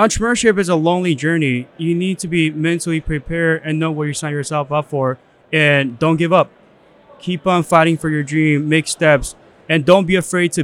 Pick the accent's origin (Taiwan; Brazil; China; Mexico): China; now in United States; I was born in China